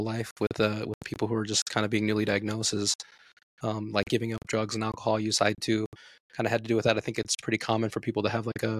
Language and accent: English; Las Vegas, Nevada, United States; now in Reno, United States; I'm originally from Las Vegas. I live in Reno now